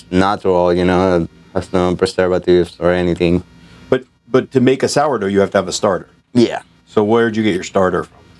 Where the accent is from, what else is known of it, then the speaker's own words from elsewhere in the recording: Venezuela; Venezuela I'm from is the Colombian border. Oh, and Santander is right there. It's like hundred miles from my hometown.